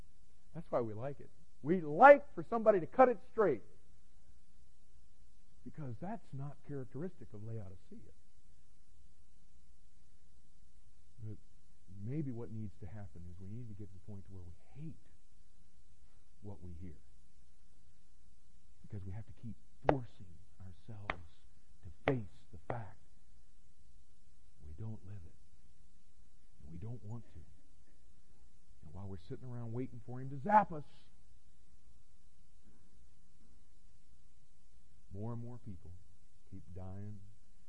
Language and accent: English; Florida, United States; I grew up in Florida